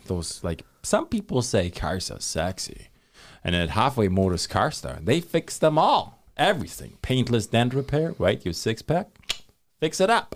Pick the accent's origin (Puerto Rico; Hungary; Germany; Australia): Germany; now in Thunder Bay, Canada; when I was growing up in Germany.